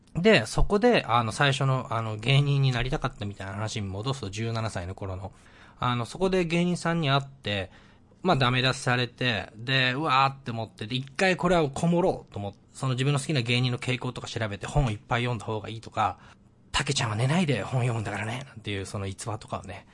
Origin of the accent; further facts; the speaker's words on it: Miyagi, Japan; moved away; 地元の宮城県にの田、片田舎に住んでたんですけど